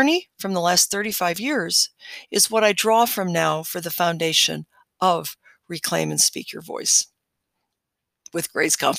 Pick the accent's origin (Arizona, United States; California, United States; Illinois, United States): Illinois, United States; Chicago; moved away; also born or lived in Hawaii; I was born in Chicago, Illinois, and I was given another name at my birth that was chosen by my parents.